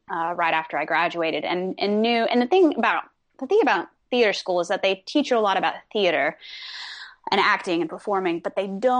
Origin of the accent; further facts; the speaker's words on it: Texas, United States; accent: Texan; moved away as an adult; now in Los Angeles, United States; I grew up in Texas